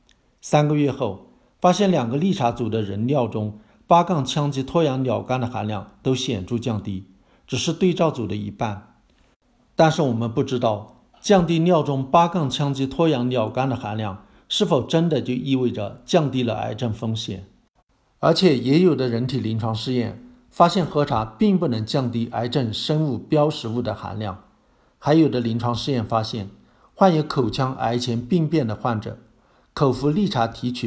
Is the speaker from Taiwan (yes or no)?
no; Fujian, China; 在我老家闽南，茶叶干脆被称为茶米。